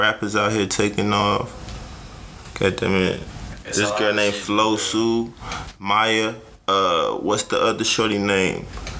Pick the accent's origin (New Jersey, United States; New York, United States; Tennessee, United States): Tennessee, United States; Nashville; It doesn't, because I'm from Nashville.